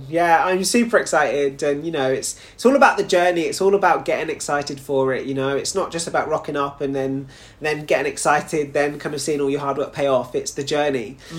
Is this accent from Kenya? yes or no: no; United Kingdom; even though obviously, you know, I represent Jamaica, I'm also a British boy. So the fact that it's on home ground as well for me is just doubly exciting.